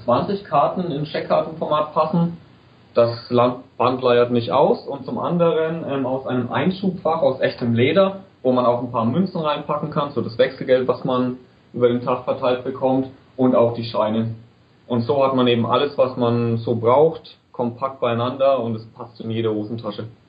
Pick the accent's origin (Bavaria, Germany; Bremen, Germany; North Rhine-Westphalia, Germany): Bavaria, Germany; Bayreuth; ich bin aus Bayreuth